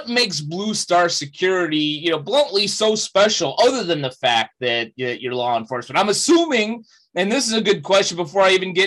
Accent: Chicago, Illinois, United States; my hometown of Chicago, Illinois

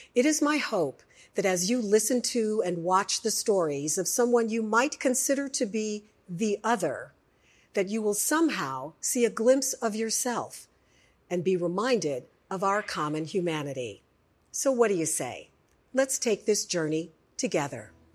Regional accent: Chicago, Illinois, United States; now in Houston, United States; I grew up in Chicago

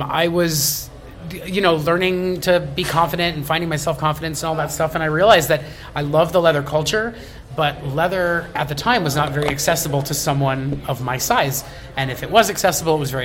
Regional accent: Coral Springs, Florida, United States; moved away as an adult; also born or lived in Pompano Beach, Florida; now in Denver, United States; I grew up in Coral Springs, Pompano Beach, Crest Haven

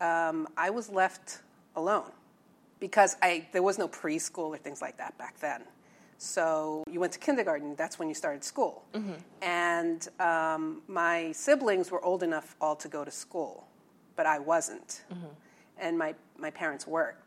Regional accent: New York, United States; moved away as an adult; also born or lived in Incheon, South Korea / Virginia / Long Island; now in Los Angeles, United States; I pretty much grew up in New York, parts in Manhattan, and then in the suburbs in Long Island

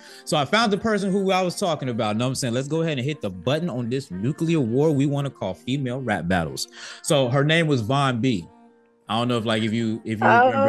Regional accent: East Coast, United States; Because I'm not a Southerner neither, you know what I'm saying? I'm from the East Coast, so I'm not as Northern as you, you know what I'm saying?

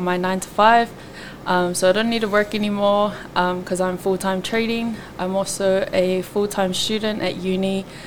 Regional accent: Auckland, New Zealand; I'm from East Auckland, and I am of Tongan descent

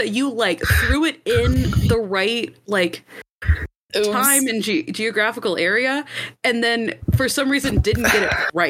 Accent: the South, United States; This is what I get for growing up in the South.

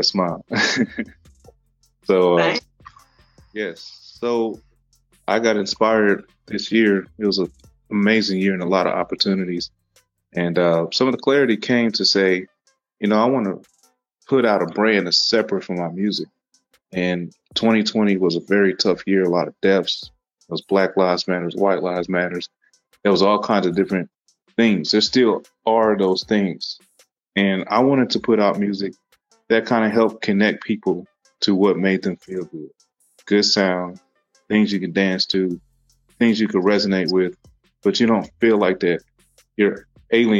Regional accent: Lincoln, Nebraska, United States; I was born in Lincoln, Nebraska.

